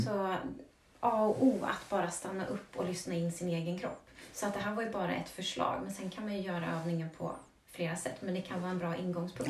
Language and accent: Swedish; Vagnhärad, Södermanland, Sweden; jag är ju uppvuxen i Vagnhärad och det är ju landet